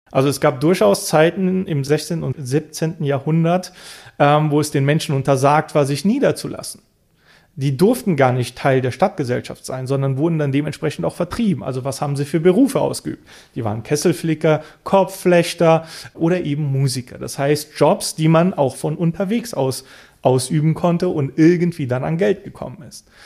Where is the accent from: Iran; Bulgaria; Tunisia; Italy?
Bulgaria; Ich bin in Bulgarien geboren, ich bin dort aufgewachsen, ich habe einen bulgarischen Namen, ich habe die bulgarische Staatsbürgerschaft.